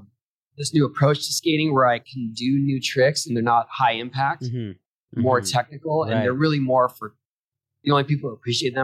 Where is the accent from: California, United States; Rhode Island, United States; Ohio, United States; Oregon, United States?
California, United States; San Diego; For me, when I was young, I was this kid from San Diego. I never traveled anywhere.